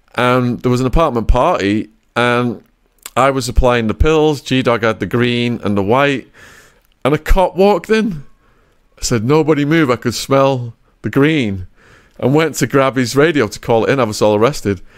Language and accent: English; England, United Kingdom; accent: English; moved away; my English accent